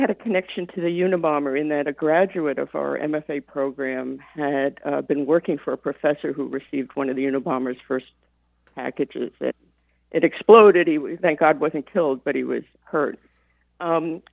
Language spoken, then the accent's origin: English; the Catskills, New York, United States; now in Ann Arbor, United States; I grew up in the Catskills at a hotel, like the one in Dirty Dancing